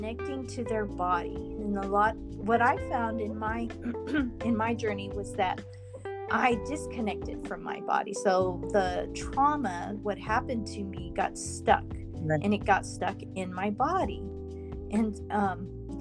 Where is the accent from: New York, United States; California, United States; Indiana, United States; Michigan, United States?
California, United States; I'm from California